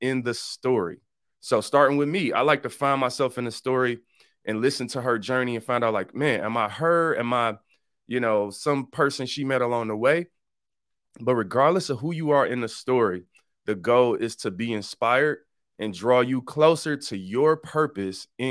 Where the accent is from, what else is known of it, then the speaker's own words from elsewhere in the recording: Detroit, Michigan, United States; I'm from Detroit